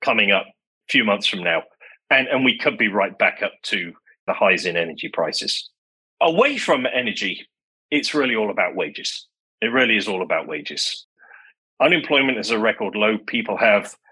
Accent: Manchester, North West England, United Kingdom; moved away as an adult; also born or lived in London; I grew up in Manchester in England

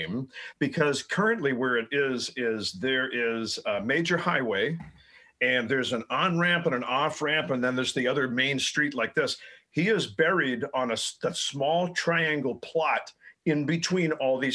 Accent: Danvers, Massachusetts, United States; now in Buffalo, United States; I grew up in Danvers, Massachusetts

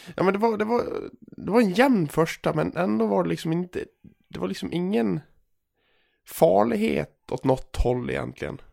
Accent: Gagnef, Dalarna County, Sweden; moved away; Jag är ju hemma i Gagnef och, och eh, förkovrar mig

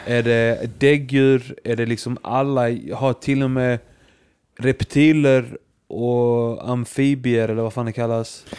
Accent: Iceland; jag är som islänning

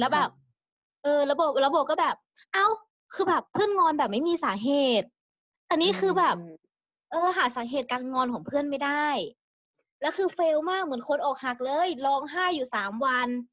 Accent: Chiang Mai, Thailand; moved away; กลับบ้านที่เชียงใหม่

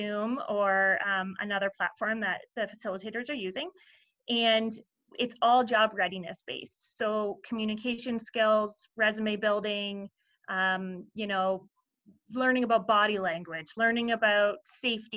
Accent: Perth County, Ontario, Canada; I am born and raised in Perth County

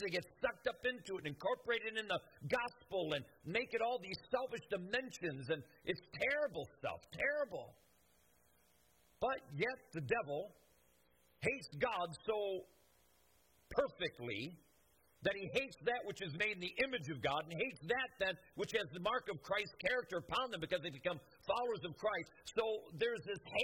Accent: United States; I love America, and I'm an American

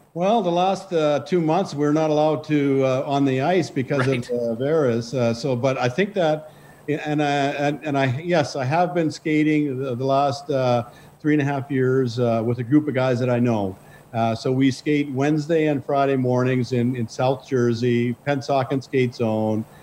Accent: Saskatchewan, Canada; also born or lived in Lanigan / Jansen / Neudorf / Melville; I grew up in Saskatchewan

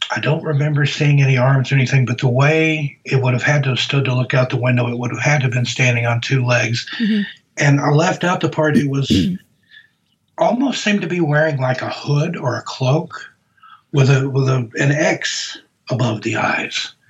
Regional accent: the South, United States; accent: Southern; from my voice, I'm from the South. I grew up down south

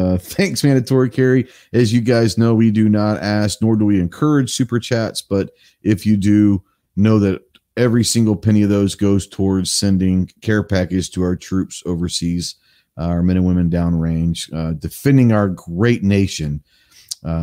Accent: Texas, United States; Texas, my home state

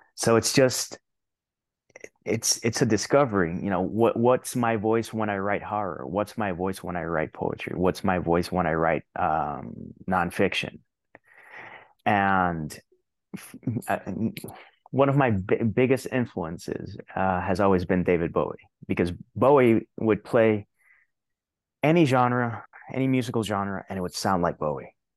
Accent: Puerto Rico; English is a second language; moved away as an adult; I lived thirty-six years in Puerto Rico, but still, my English isn't that bad.

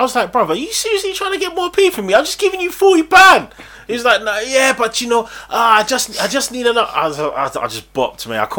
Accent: Nigeria; I'm Nigerian. Oh yeah, I'm Nigerian.

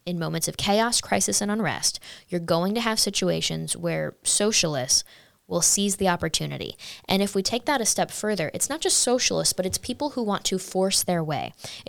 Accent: United States; At the end of the day, we're all Americans

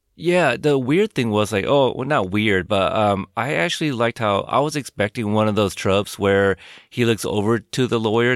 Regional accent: West Coast, United States; I grew up like, um, like a West Coast kid.

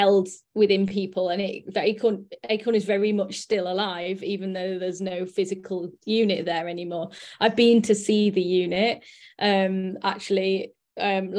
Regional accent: Sheffield, Yorkshire and the Humber, United Kingdom; I'm from Sheffield, and I'm 35

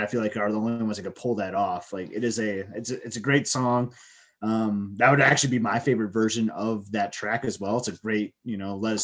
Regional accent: Michigan, United States; I'm from Michigan

